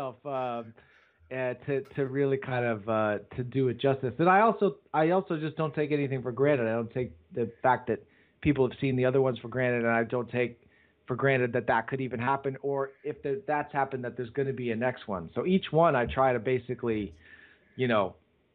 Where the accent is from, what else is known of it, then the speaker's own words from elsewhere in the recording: United States; me being an American